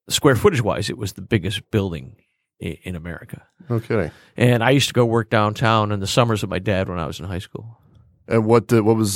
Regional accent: Chicago, Illinois, United States; I was born in Chicago

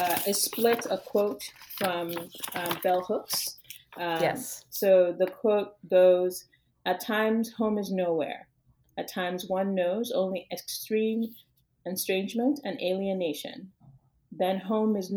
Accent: Yorubaland, Western Nigeria, Nigeria; now in United States

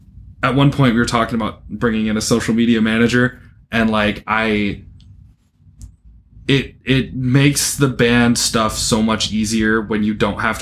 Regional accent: Midwest, United States; accent: Midwestern; now in Jackson, United States; my Midwestern accent comes out more

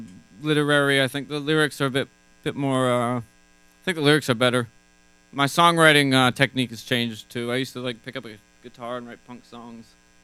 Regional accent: New York, United States; The Adirondacks.

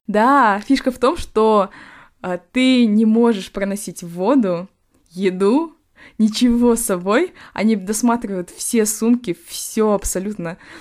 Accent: Temirtau, Karaganda Region, Kazakhstan; now in London, United Kingdom; с Тимиртау, э, город вот откуда я родом

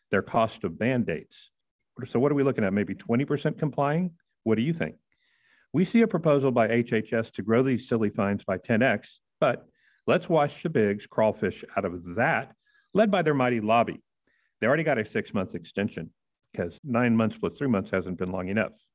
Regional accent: Houston, Texas, United States; I'm from Houston, Medical City USA

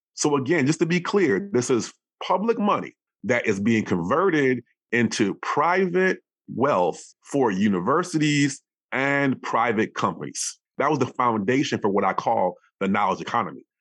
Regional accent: Madison, Wisconsin, United States; I grew up in Wisconsin, so Madison, Wisconsin

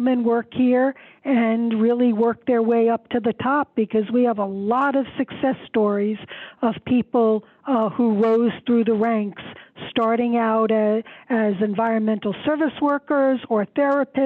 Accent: New York City, New York, United States; I grew up in Queens. I'm a city girl

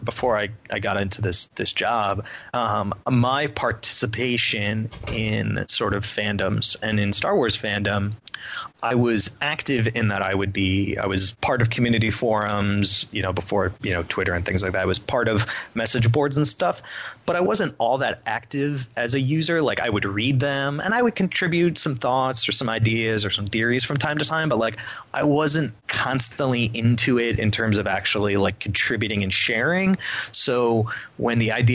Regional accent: United States; I'm from the Connecticut, New York area.

